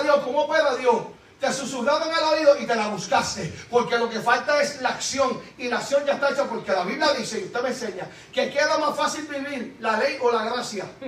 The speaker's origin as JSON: {"language": "Spanish", "country": "Puerto Rico", "said": "yo soy boricua"}